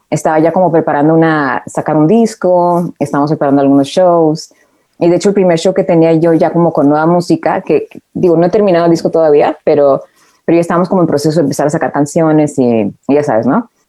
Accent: Mexico City, Mexico; Éramos como friends, chilangos.

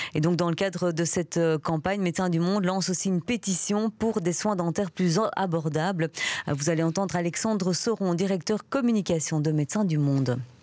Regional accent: Belgium; chez nous, en Belgique

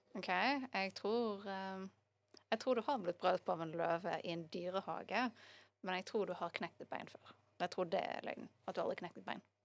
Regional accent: Bergen, Vestland, Norway; jeg har bare bodd i Bergen

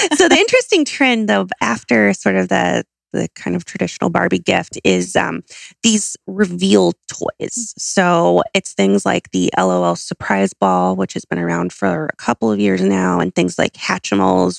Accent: Southern California, United States; I'm from Southern California

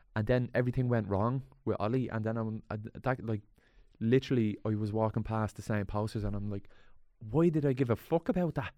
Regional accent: Dublin, Leinster, Ireland; there was a youth club around where I grew up, Swan

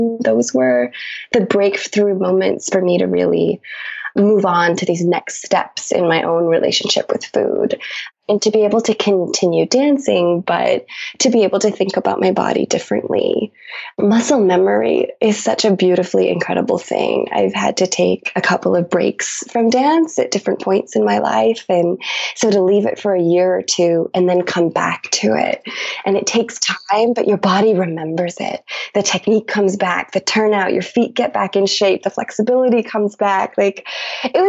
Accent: Billings, Montana, United States; my hometown in Billings, Montana, where I grew up

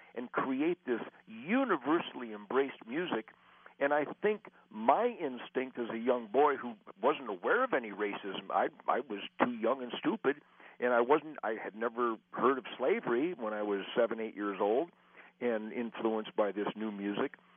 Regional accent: Detroit, Michigan, United States; I was born in Detroit

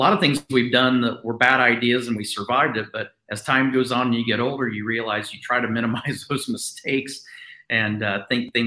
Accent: Southern Indiana, United States; I grew up in Indiana, in Southern Indiana, and as a Midwest family

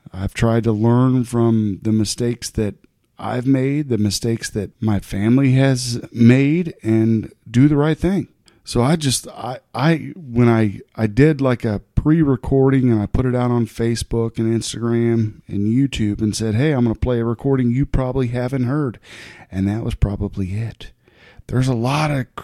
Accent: United States; I'm an American

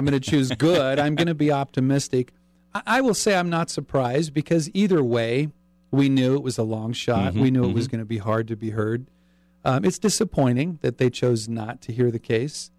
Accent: California, United States; moved away as an adult; now in Utah, United States; I'm a California transplant. I'm from California. So I was raised in a political atmosphere, being a Republican

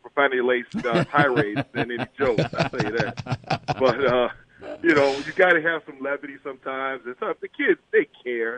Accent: Illinois, United States; this is my home state now

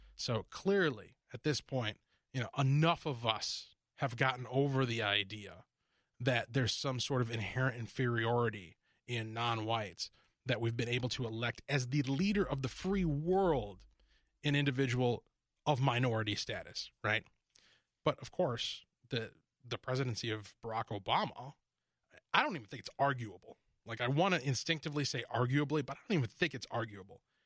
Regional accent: Minnesota, United States; also born or lived in Detroit, Michigan; I grew up in Detroit for a few years, and then we moved here to Minnesota. You know, this is where I came of age, where I went to high school

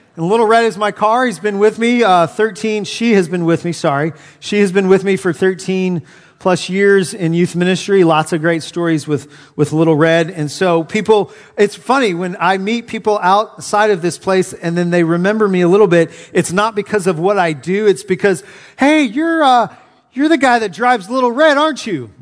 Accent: Southern California, United States; now in Knoxville, United States; Growing up in Southern California

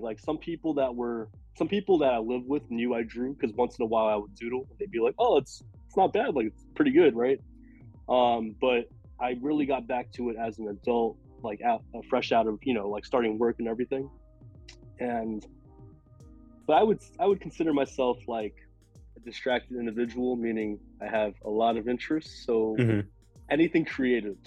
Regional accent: New York City, New York, United States; I'm from New York, born and raised in Queens.

